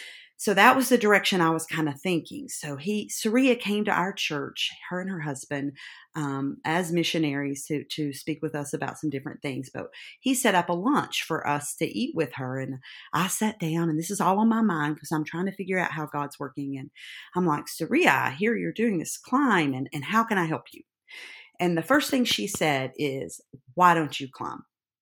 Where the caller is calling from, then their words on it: Gray, Tennessee, United States; I'm Gray. Anyone know where that is? It's in East Tennessee, up in the tip of Tennessee.